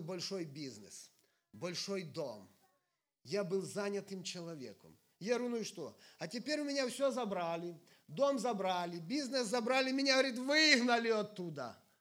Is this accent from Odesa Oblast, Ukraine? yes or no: no; Sumy Oblast, Ukraine; я из Украины, живу э, в северной, в северной части Украины, это Сумская область